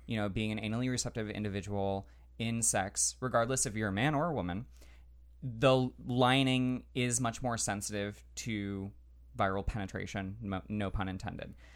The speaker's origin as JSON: {"language": "English", "region": "Central Florida", "country": "United States", "tie": "born or raised there", "said": "I grew up in Central Florida, which is very conservative"}